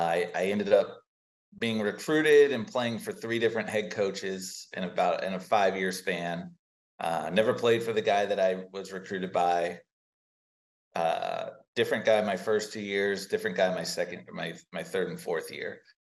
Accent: Williamsburg, Virginia, United States; moved away as an adult; also born or lived in Poughkeepsie, New York; now in San Francisco, United States; I was born and raised in Williamsburg, Virginia

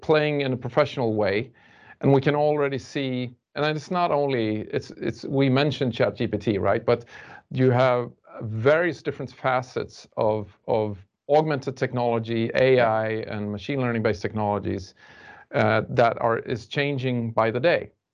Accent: Sweden; we're from Sweden and we do it in our culture

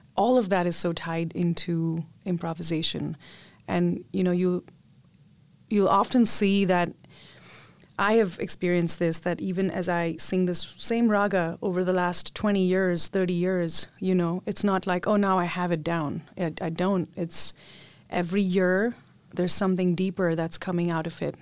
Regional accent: Mumbai, Maharashtra, India; I grew up in Mumbai, India

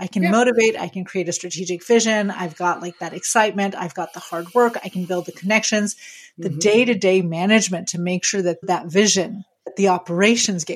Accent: France; moved away; I grew up in France

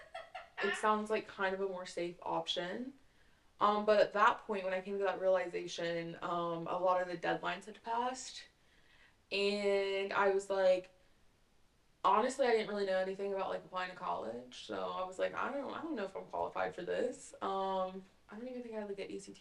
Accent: Raleigh, North Carolina, United States; I'm from Raleigh

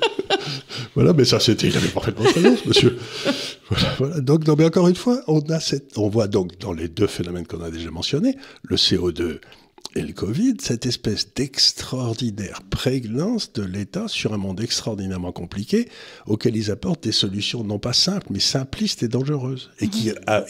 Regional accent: France; nous, en tant que Français

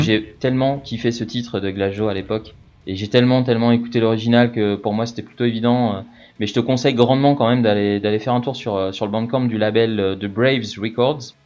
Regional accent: France; on est des Français, on est fiers de notre pays

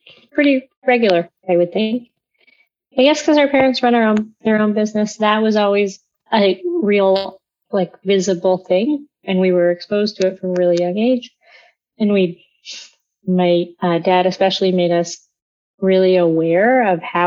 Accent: London, Ontario, Canada; I grew up in London, Ontario.

